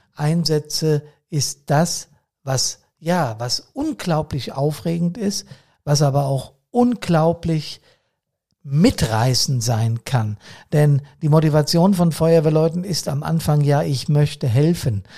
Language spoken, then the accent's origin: German; Bad Soden am Taunus, Hesse, Germany; hier bei uns in Bad Soden